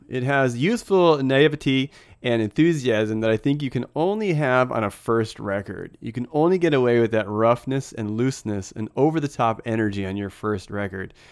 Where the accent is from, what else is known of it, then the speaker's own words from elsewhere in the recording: United States; As an American